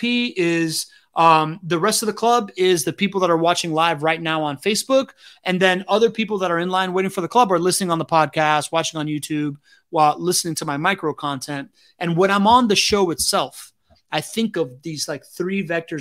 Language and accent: English; Miami, Florida, United States; growing up in Miami in the 90s, man, like I grew up around nightclub culture